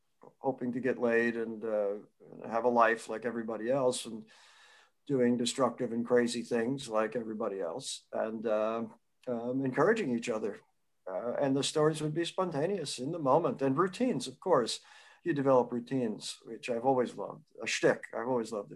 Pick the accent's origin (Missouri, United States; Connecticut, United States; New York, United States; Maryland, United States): New York, United States; Peekskill; I grew up in Northern Westchester near Peekskill